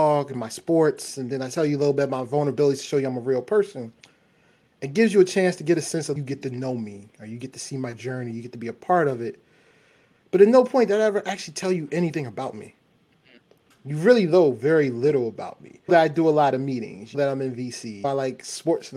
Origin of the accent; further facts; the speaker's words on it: Baltimore, Maryland, United States; I'm from Baltimore